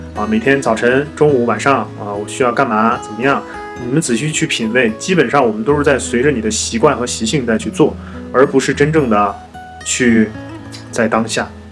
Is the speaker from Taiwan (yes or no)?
no; China; 我们那地人习惯了，好像喝点粥啊，吃点面